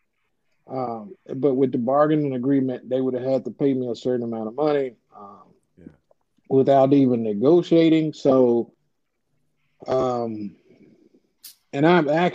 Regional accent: 30 minutes outside Tampa, Florida, United States; Tampa was close to home for me, you know, 30 minutes outside of my hometown

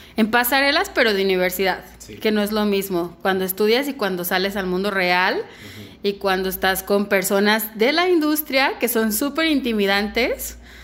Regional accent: Mexico; soy mexicana, me encanta ser mexicana

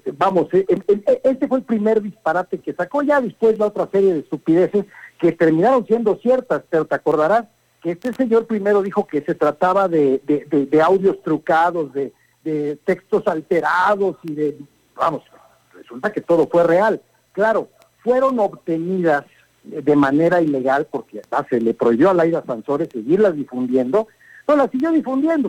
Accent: Mexico; Somos mexicanos ante todo y estamos muy orgullosos

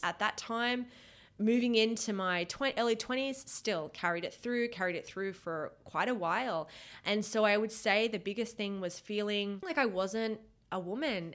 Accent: Australia; moved away as an adult; also born or lived in Canada; I was born in Australia

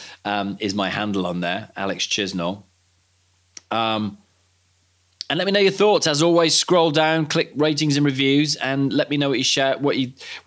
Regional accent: Cardiff, Wales, United Kingdom; I grew up watching play in Cardiff on the terraces.

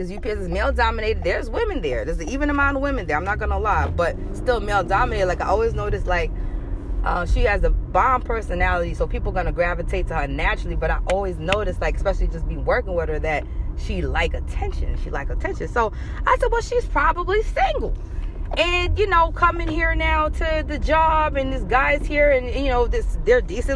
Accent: New York, United States; I'm still in my home state of New York

